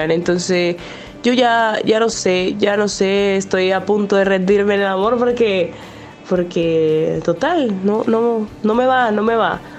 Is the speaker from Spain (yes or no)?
no; Venezuela; now in Chicago, United States; Le hablo desde Chicago. Soy una mujer venezolana.